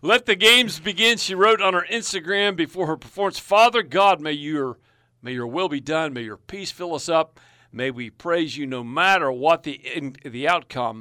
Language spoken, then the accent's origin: English; United States; I'm an American.